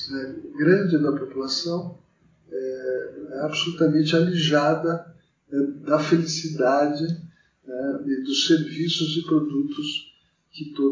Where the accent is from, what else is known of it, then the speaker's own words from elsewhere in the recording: Mogi das Cruzes, São Paulo, Brazil; now in São Paulo, Brazil; eu tenho 57 anos, nasci em 1963, é, em Mogi das Cruzes, estudei em colégio público e entrei na faculdade aqui em São Paulo.